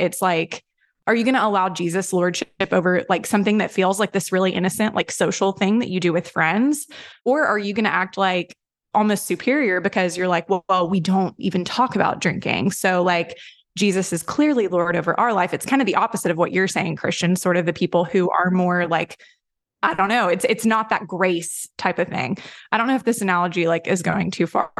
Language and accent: English; Tennessee, United States; I grew up in a very, like, Southern Baptist-y sort of, I'm from Tennessee